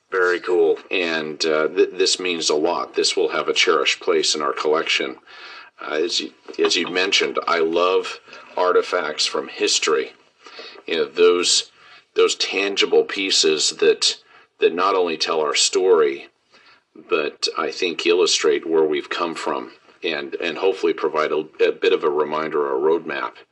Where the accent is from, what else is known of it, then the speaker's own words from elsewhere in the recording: Pleasant Grove, Utah, United States; Pleasant Grove, Utah. My ancestors came from Scandinavia, from Denmark, and immigrated